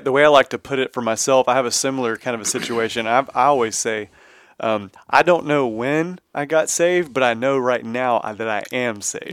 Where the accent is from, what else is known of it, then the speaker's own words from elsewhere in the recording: Texas, United States; I'm from Texas, been, born and raised in Texas